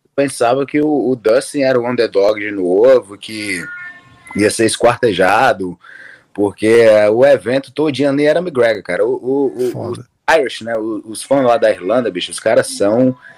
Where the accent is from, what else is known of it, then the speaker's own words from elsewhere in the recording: Fortaleza, Ceará, Brazil; moved away as an adult; also born or lived in South Florida, United States; now in Florida, United States; Sou de Fortaleza, Ceará. Ah. Crescido lá